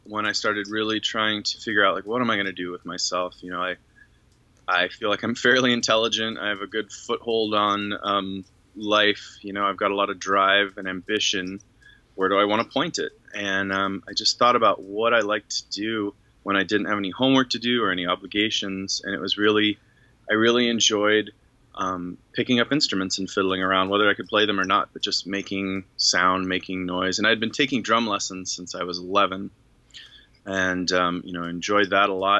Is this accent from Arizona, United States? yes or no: yes; Arizona, United States; moved away as an adult; also born or lived in Tucson, Arizona / Los Angeles; I'm from Arizona. Grew up in a very little town